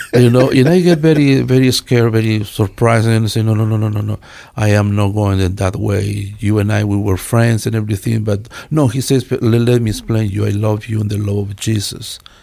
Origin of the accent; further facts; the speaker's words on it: Quetzaltenango, Guatemala; English is a second language; now in Treasure Valley, United States; I am from Guatemala. from one place named Quetzaltenango